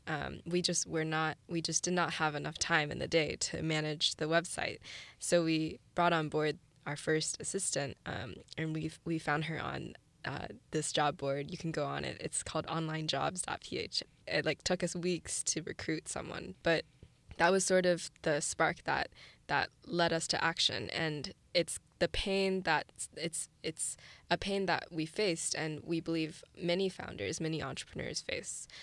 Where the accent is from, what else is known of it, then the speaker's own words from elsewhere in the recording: St. Louis, Missouri, United States; moved away as an adult; also born or lived in China / San Francisco; I was born in China, and then my family and I immigrated to Saint Louis, Missouri when I was six